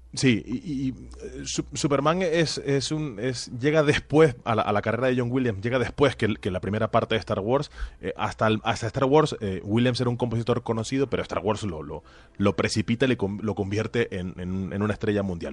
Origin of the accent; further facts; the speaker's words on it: Tenerife, Canary Islands, Spain; moved away; en algún sitio en Tenerife, en mi tierra natal